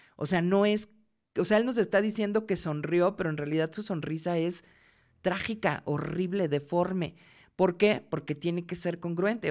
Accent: Mexico; soy mexicana

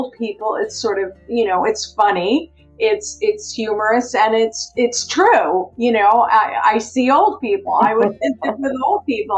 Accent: Baltimore, Maryland, United States; moved away as an adult; also born or lived in Southern California; now in Seattle, United States; originally, I grew up in Baltimore, Maryland on the East Coast

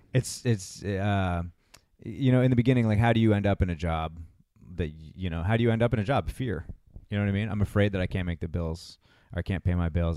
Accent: Massachusetts, United States; moved away as an adult; also born or lived in Los Angeles; I grew up in Massachusetts twenty-three years there

